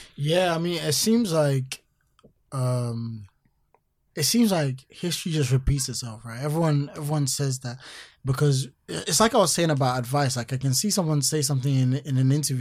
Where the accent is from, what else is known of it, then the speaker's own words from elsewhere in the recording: Accra, Greater Accra, Ghana; growing up in Accra